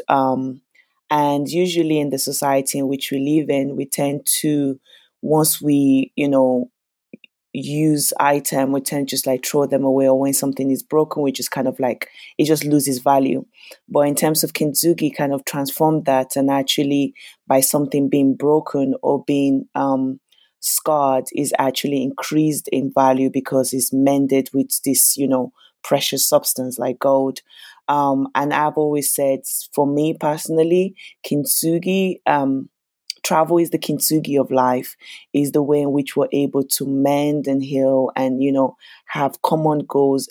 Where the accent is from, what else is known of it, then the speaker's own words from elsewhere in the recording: Lagos, Nigeria; now in London, United Kingdom; I was born in Lagos, Nigeria, and I am currently based in London.